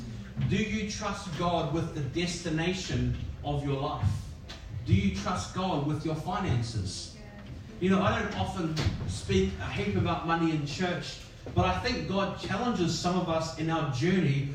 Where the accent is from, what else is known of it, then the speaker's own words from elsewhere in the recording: New Zealand; now in Sydney, Australia; I'm a Kiwi and it's just over the ditch, but when I came to Sydney